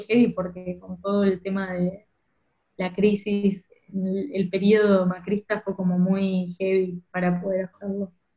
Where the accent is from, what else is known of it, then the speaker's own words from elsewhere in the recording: Rosario, Santa Fe, Argentina; moved away as an adult; now in Berlin, Germany; al lugar de donde soy